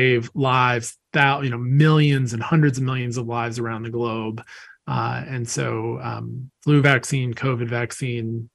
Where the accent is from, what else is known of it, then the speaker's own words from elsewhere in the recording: Wilmington, North Carolina, United States; I grew up in Wilmington, North Carolina